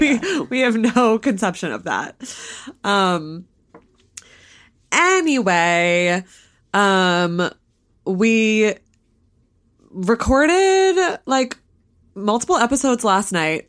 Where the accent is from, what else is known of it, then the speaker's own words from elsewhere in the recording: southern Vermont, United States; my hometown or right near my hometown